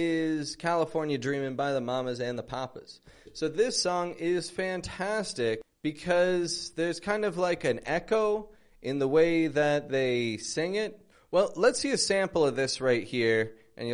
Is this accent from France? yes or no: no; Toronto, Ontario, Canada; I'm from Toronto, Canada